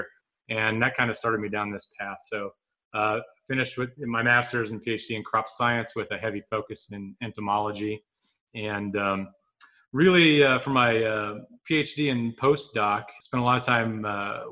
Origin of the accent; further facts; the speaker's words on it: Vermilion County, East Central Illinois, United States; also born or lived in Urbana-Champaign, Illinois; I am originally from East Central Illinois, Vermilion County